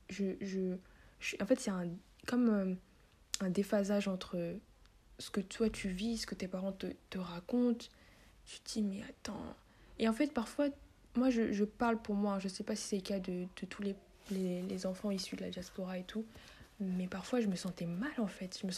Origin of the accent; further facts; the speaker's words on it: Central African Republic; à chaque fois que tu demandes à un Centrafricain d'où tu viens et que tu réponds donc je viens de la Centrafrique